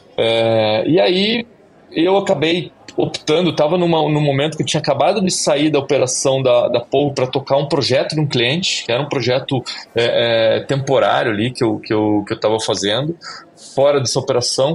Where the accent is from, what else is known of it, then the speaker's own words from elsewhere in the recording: Curitiba, Paraná, Brazil; eu sou de Curitiba